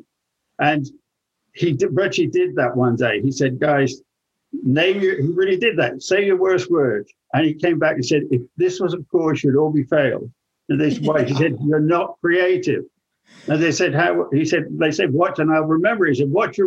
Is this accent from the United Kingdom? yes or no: yes; England, United Kingdom; now in United States; I'm English